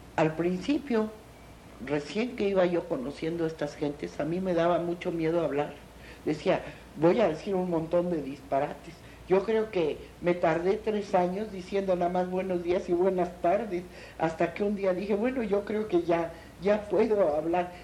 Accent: Mexico; amo mucho a mi pueblo, amo mucho a mi país y me encanta, me parece precioso

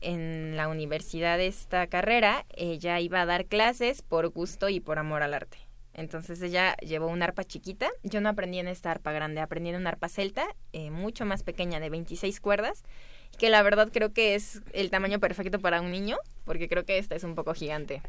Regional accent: Veracruz, Mexico; yo soy de Veracruz.

